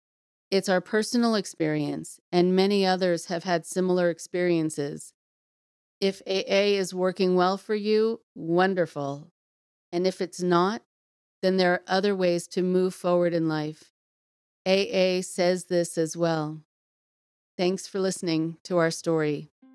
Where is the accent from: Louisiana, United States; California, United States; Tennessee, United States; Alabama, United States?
Tennessee, United States; Nashville; now in Seattle, United States; I am originally from Nashville, Tennessee, and have lived in the Seattle area since 2010.